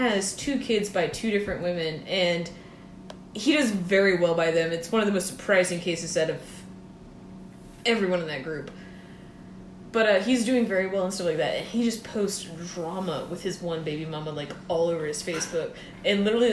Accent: Johns Island, South Carolina, United States; I grew up on John's Island, South Carolina

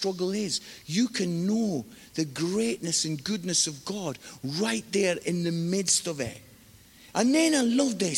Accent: Scotland, United Kingdom; now in England; I'm living in England. I'm married to an English lady. My kids were born in England. But I am Scottish.

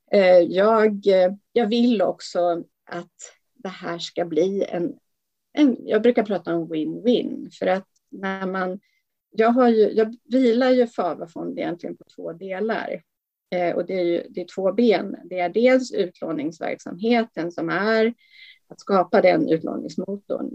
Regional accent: Sweden; vi som svenskar

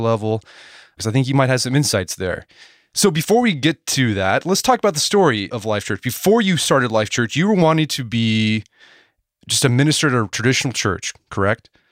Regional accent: Edmond, Oklahoma, United States; now in Tulsa, United States; I grew up in Edmond, Oklahoma, a suburb of Oklahoma City.

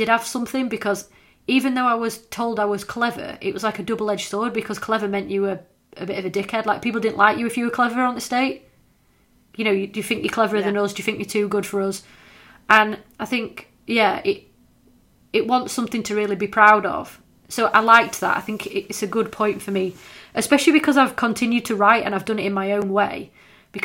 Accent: Scawsby, Yorkshire and the Humber, United Kingdom; I was from Scoresby

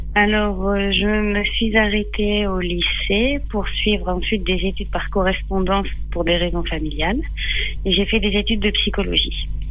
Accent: Les Mureaux, Île-de-France, France; moved away as an adult; j'ai grandi en Ile-de-France

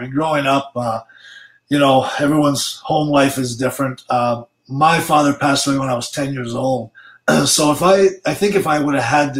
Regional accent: Italy; also born or lived in Sudbury; Well, I was born in Sudbury, and then a couple of years after I was, well, 3 years after I was born, we moved to Italy.

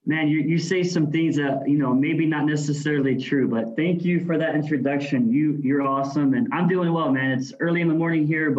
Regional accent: Missouri, United States; moved away as an adult; also born or lived in Wisconsin; now in Guam; I grew up in Missouri in the Midwest

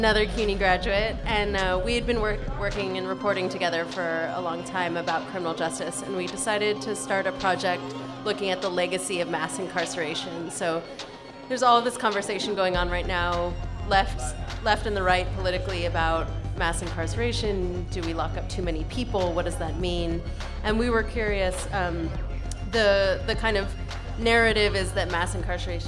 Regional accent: California, United States; moved away as an adult; now in New York, United States; I'm also from California, and came out here a little before grad school

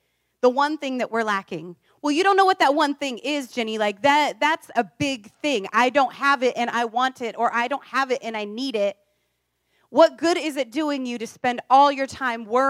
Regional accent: Iowa, United States; now in California, United States; I grew up in a farm town

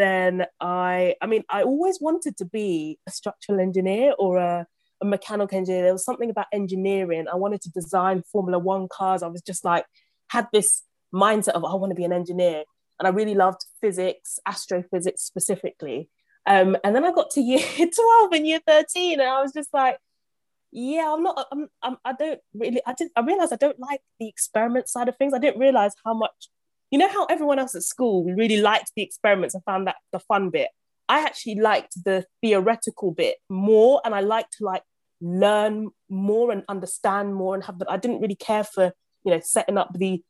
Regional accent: London, United Kingdom; also born or lived in Uganda; Grew up in a council flat in Southeast London

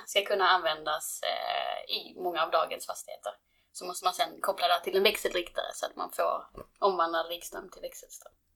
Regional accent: Skåne, Sweden; moved away as an adult; now in Stockholm, Sweden; jag är från Skåne, eh, mitt i Skåne

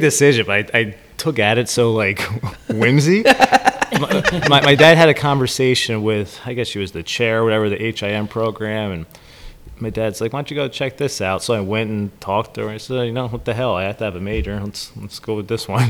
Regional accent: Newtown, Pennsylvania, United States; I grew up just in Newtown

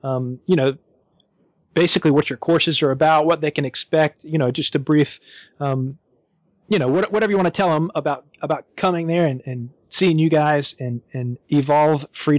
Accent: Wilmington, North Carolina, United States; moved away; my hometown of Wilmington, North Carolina. It's where I grew up, spent all my time.

